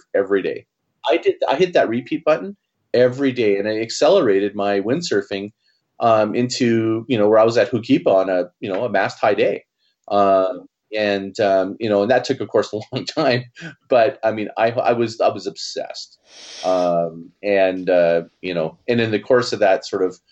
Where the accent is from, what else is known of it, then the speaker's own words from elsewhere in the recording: Canada; also born or lived in Hawaii / Calgary; I'm Canadian